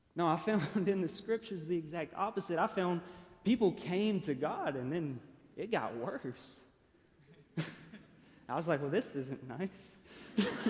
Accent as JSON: {"language": "English", "town": "Chattanooga", "region": "Tennessee", "country": "United States", "tie": "born or raised there", "said": "I was born and raised here in Chattanooga"}